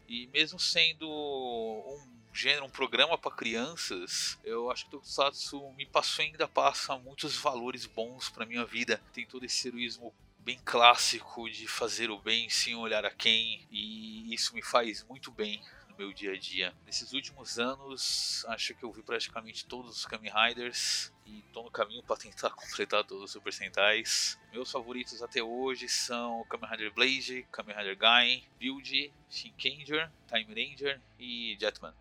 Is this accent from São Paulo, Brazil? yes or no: yes; São Paulo, Brazil; tenho 32 anos, eu sou de São Paulo